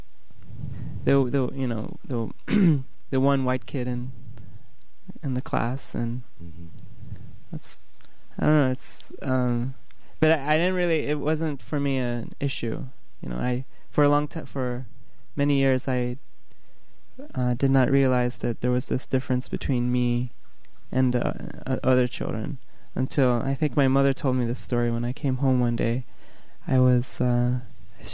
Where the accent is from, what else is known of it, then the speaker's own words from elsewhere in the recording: Bamenda, North-West Region, Cameroon; moved away as an adult; now in United States; I grew up in Cameroon, which is a country